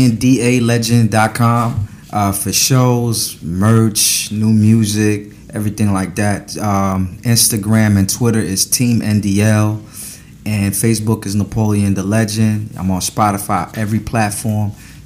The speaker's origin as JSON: {"language": "English", "town": "Paris", "region": "Île-de-France", "country": "France", "tie": "born there", "said": "I was born in Paris, France, so we know about wine."}